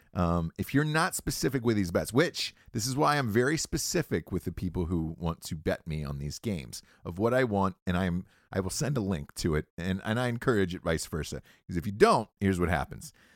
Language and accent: English; Atlanta, Georgia, United States; moved away; I'm from Atlanta, Georgia originally